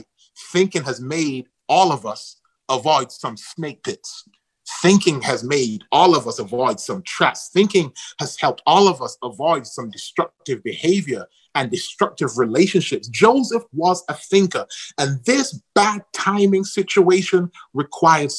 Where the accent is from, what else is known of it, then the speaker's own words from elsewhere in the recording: Manchester, North West England, United Kingdom; moved away; I'm from Manchester, England